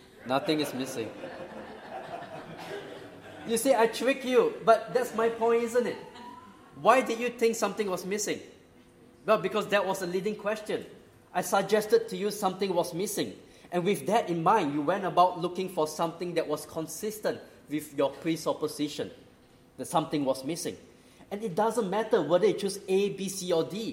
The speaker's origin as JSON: {"language": "English", "country": "Singapore", "tie": "born or raised there", "also_born_or_lived": "Australia", "moved": "yes", "said": "I grew up in Singapore."}